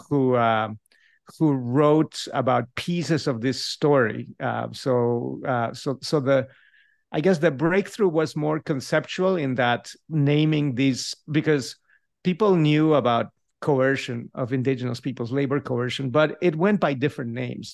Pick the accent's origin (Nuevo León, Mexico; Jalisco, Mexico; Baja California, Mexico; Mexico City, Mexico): Mexico City, Mexico; first language Spanish; English is a second language; moved away as an adult; now in Davis, United States; I grew up in a Spanish-speaking household. I remained in Mexico City until, I mean, I did all the way through my B A over there